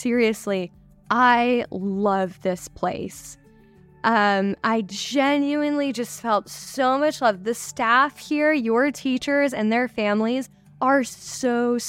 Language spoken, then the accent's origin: English; United States; moved away as an adult; also born or lived in Morocco; now in Bangkok, Thailand